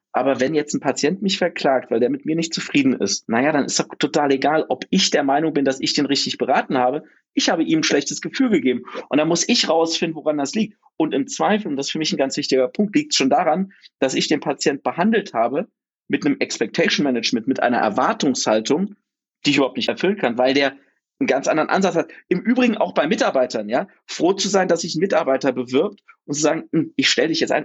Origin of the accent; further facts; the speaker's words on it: Oschersleben, Saxony-Anhalt, Germany; also born or lived in Mainz; now in Berlin, Germany; bei uns in Oschersleben, so einer 18.000 Einwohnerstadt